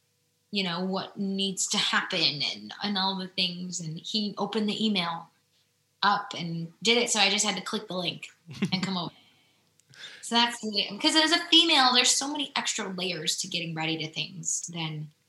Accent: Midwest, United States; I'm not a fashionista like that. I'm just not. I'm from the Midwest. So I like to wear Packer gear and sweaters

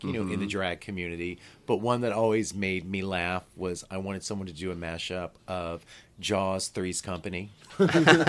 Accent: Northeast Louisiana, United States; moved away; also born or lived in New York; I'm from Northeast Louisiana

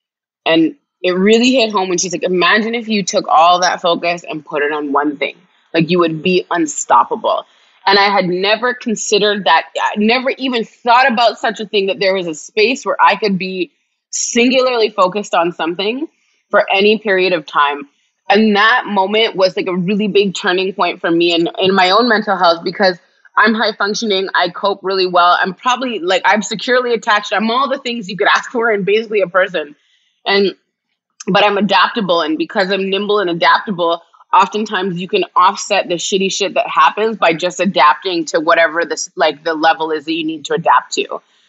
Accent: Jamaica; And honestly, I'm Jamaican. My dad's Jamaican.

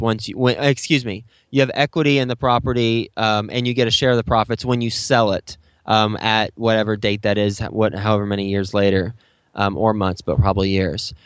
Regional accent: Texas, United States; moved away as an adult; now in New York City, United States; I'm from Texas, so I, I grew up in Texas, and I went to Texas Tech

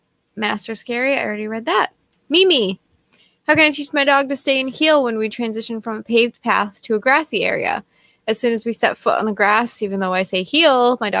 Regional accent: New Jersey, United States; Tony, I'm from Jersey.

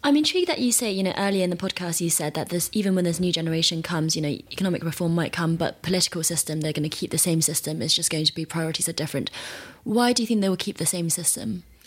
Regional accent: major cities on the east coast of China, China; outside of the major cities on the east coast which we're both from

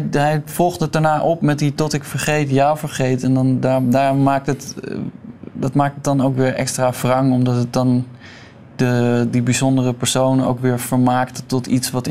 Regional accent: Utrecht, Netherlands; vlakbij waar ik geboren ben. In, waar is dat? In Utrecht.

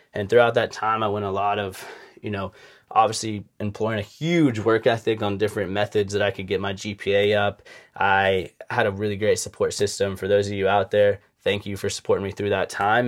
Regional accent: Charleston, South Carolina, United States; I grew up in Charleston, South Carolina, from two loving parents

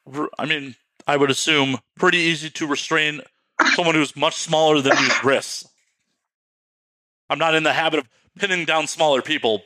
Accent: Chicago, Illinois, United States; moved away as an adult; now in Los Angeles, United States; We're both from Chicago.

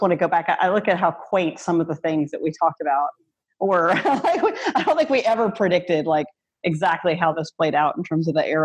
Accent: North Louisiana, United States; also born or lived in Washington, District of Columbia, United States; now in Baton Rouge, United States; My hometown has 200 people in it in North Louisiana.

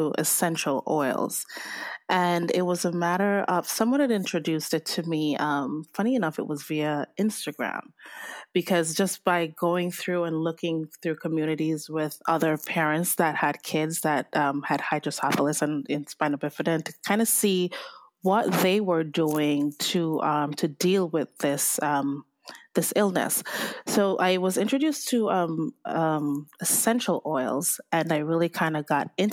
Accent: Jamaica; moved away; I'm Jamaican, and I grew up with my grandparents on the island

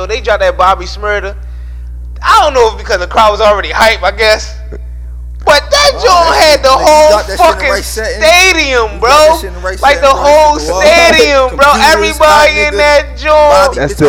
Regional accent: Baltimore, Maryland, United States; also born or lived in Philadelphia, Pennsylvania; I'm from Philly, but, you know, I was raised in Baltimore

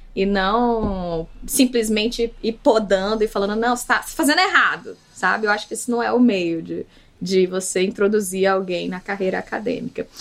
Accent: Salvador, Bahia, Brazil; moved away as an adult; now in Belo Horizonte, Brazil; Mas eu sou da Bahia, de Salvador. Na verdade, a minha família é da ilha de Taparica, é originalmente, mas eu já nasci em Salvador

